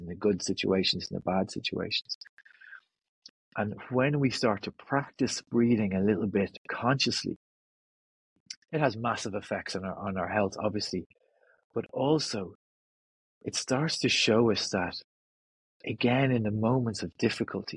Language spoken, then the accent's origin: English; North County Dublin, Ireland; I'm from North County Dublin, just north of the city, right on the beach. So I grew up on the beach and spent my childhood on the beach